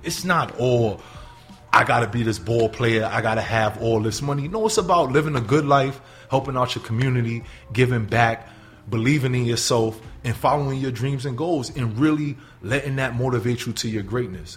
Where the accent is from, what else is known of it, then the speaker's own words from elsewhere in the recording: New York City, New York, United States; moved away as an adult; also born or lived in Sullivan County, New York; now in Buffalo, United States; originally, born and raised in the Bronx